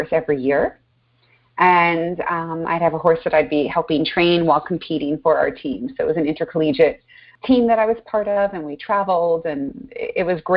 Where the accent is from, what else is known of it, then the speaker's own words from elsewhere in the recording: Long Island, New York, United States; I was raised outside of New York, out in Long Island